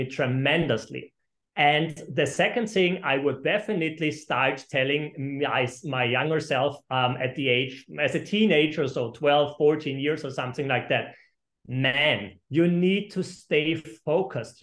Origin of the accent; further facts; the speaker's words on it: Austria; I am originally from Austria, and I have two companies in Austria and two companies in Florida around Miami